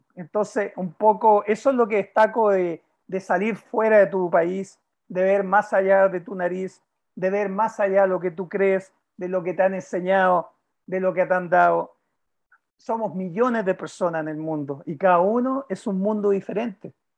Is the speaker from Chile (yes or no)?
yes; Chile; como chileno